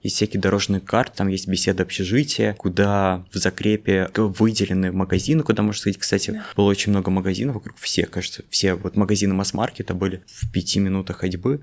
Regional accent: Norilsk, Krasnoyarsk Krai, Russia; moved away as an adult; now in Moscow, Russia; Я из Норильска

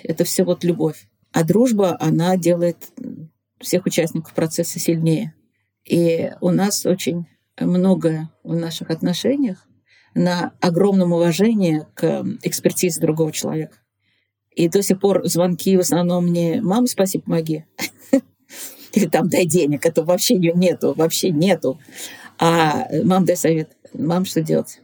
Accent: Nizhny Novgorod, Nizhny Novgorod Oblast, Russia; also born or lived in Moscow; на своем горьковском телевидении, среди своих огромного количества поклонников, среди своих земляков

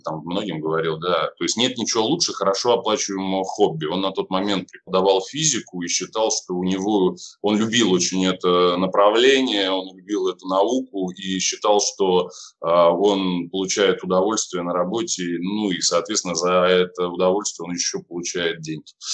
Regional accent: Saint Petersburg, Russia; Я сам из Питера, я сам даже из города Ленинграда

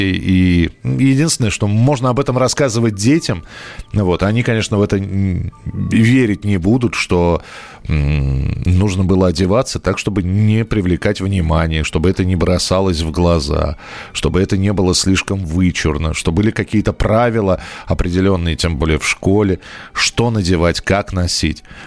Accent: Moscow, Russia; я рос в Бескутниково

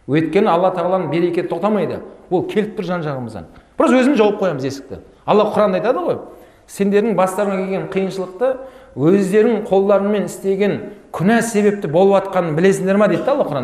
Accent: Abai, Turkistan Region, Kazakhstan; also born or lived in Karaganda / Cairo; now in Almaty, Kazakhstan; мен мынау осы сарыағаш жағында абай деген жердің тумасымын туып өскен балалық шағым сол жерде өткен қазір алматыдамын

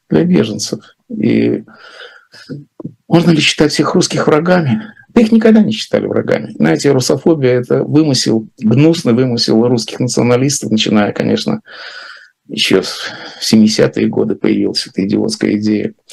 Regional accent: Latvia; also born or lived in Russia; Но она знает, конечно, что я из России, хотя я сам теперь говорю, что я из Латвии.

